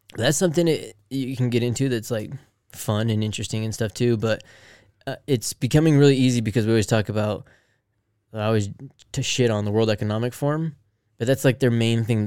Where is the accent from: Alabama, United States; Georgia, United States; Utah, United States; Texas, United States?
Utah, United States; Salt Lake City; We're from Salt Lake